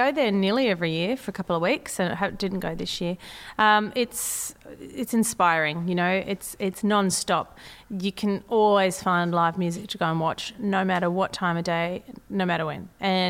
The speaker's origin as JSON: {"language": "English", "town": "Sydney", "region": "New South Wales", "country": "Australia", "accent": "Australian", "said": "you know, my accent is Australian. Mm. You know, I don't. It's not even Sydney accent now. It's kind of like, where did I grow up? I don't know."}